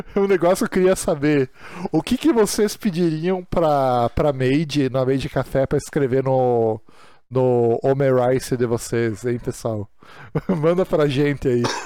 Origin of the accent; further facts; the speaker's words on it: Brazil; nós que somos brasileiros